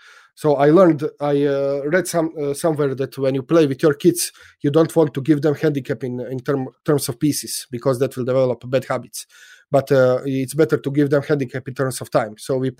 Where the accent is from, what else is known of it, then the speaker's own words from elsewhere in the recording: Split, Split-Dalmatia County, Croatia; yes, and Split is my hometown. I was born in Split, although I don't live in Split. So my parents are there. So when I go to Split, it's I'm home.